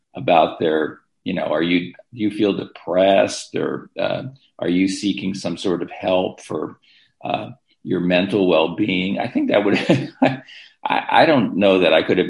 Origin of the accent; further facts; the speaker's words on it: United States; we in the United States